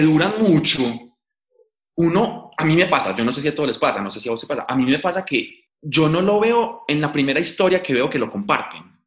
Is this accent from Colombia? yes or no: yes; Paisa, Antioquia, Colombia; accent: paisa; yo soy súper paisa